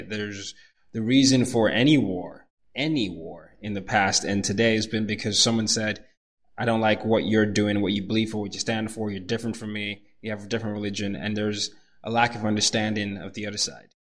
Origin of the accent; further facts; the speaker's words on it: Nigeria; also born or lived in Sweden; now in United States; I'm from Nigeria